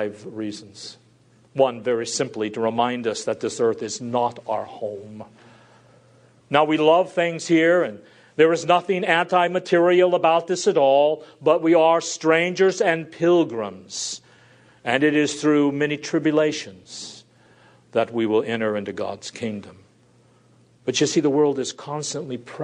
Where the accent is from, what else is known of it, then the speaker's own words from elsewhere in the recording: United States; I'm an American